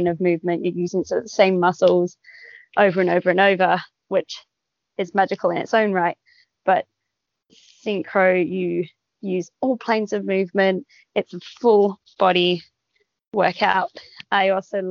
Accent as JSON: {"language": "English", "town": "Sydney", "region": "New South Wales", "country": "Australia", "tie": "born or raised there", "moved": "yes", "lives_now": "Perth, Australia", "said": "I grew up in Sydney, and I moved here for the Olympics."}